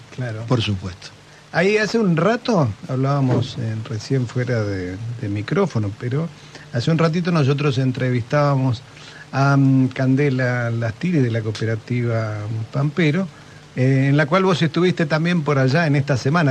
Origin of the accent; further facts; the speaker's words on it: Punta Alta, Buenos Aires Province, Argentina; yo soy de Punta Alta